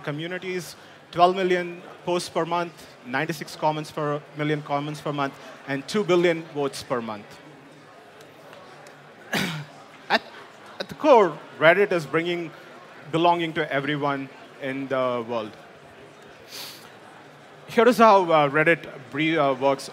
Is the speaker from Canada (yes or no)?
no; India; moved away as an adult; now in United States; I grew up in India, came to US for my master's at Purdue University